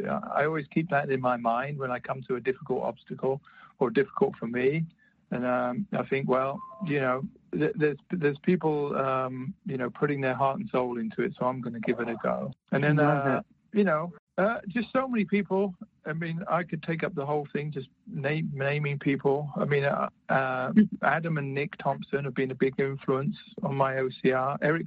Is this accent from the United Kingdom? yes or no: yes; United Kingdom; I'm British, stiff upper lip and all that.